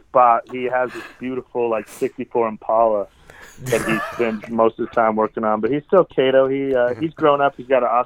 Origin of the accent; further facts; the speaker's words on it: Cheyenne, Wyoming, United States; now in Denver, United States; I'm doing a big show in Cheyenne, Wyoming. I just that's my hometown.